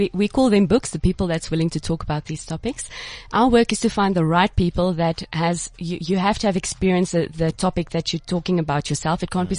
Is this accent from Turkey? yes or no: no; Cape Town, Western Cape, South Africa; I'm from Cape Town.